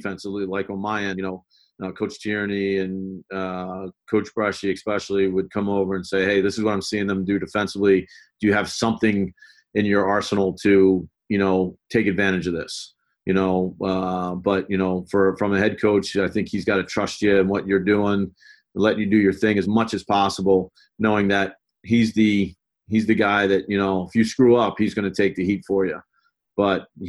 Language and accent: English; Baltimore, Maryland, United States; moved away; I grew up in Baltimore.